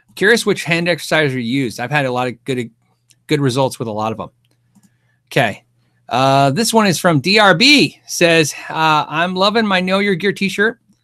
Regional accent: United States; I'm American

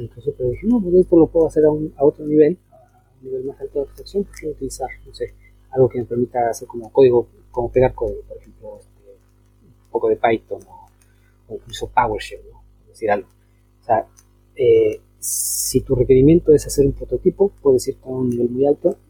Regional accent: Mexico; now in Chile; siendo, siendo este, ciudadano mexicano, pero este, encontrándome fuera de mi país

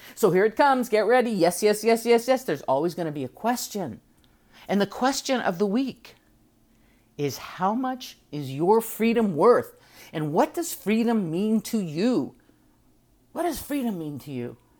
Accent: United States

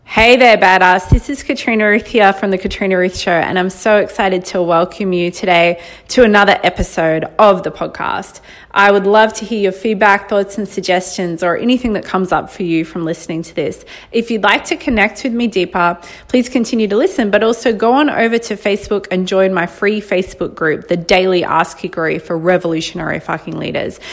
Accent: Australia; I'm extra Aussie when I want to be.

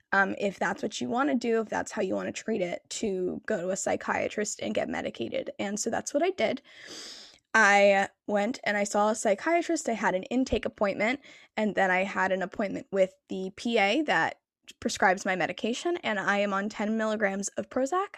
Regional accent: New Jersey, United States; I am from New Jersey

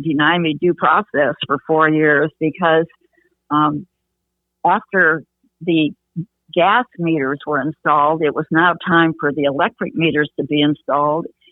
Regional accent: Grosse Pointe, Michigan, United States; also born or lived in Detroit, Michigan; now in Tulsa, United States; I uh, was born and raised in Grosse Pointe, Michigan

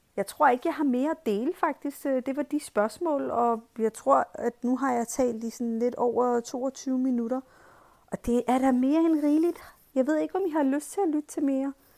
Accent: Pakistan; now in Denmark; i min skoletid, da jeg gik i skole i Pakistan

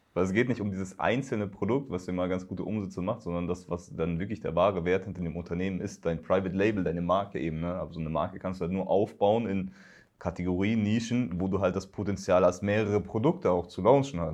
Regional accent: Upper Palatinate, Bavaria, Germany; now in Berlin, Germany; Also auch aus Bayern, ich komme in meiner Heimatstadt, äh, in der Oberpfalz

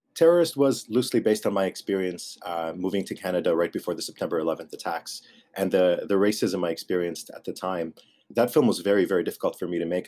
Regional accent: Lebanon; I grew up in Lebanon

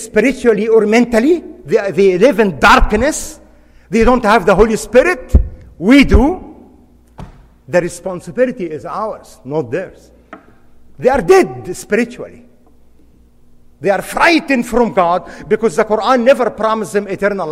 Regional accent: Egypt; moved away as an adult; now in United States; I was born and raised in Egypt, practiced law as a defense lawyer in my father's

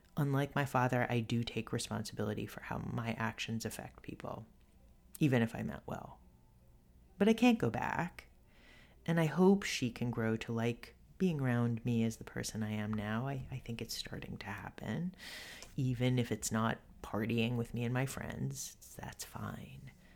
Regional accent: New York City, New York, United States; I grew up in Co-op City, this big apartment complex

